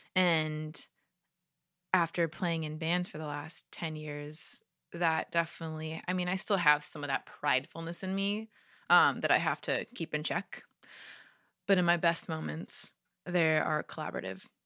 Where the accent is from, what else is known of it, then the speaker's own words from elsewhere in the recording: California, United States; California, my hometown